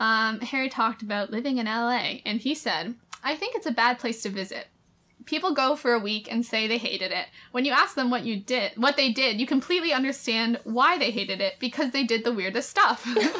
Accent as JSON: {"language": "English", "region": "England", "country": "United Kingdom", "tie": "born or raised there", "lives_now": "Los Angeles, United States", "said": "Growing up in England, if it's sunny, your mom comes in and goes, it's sunny, you need to get out of bed right now."}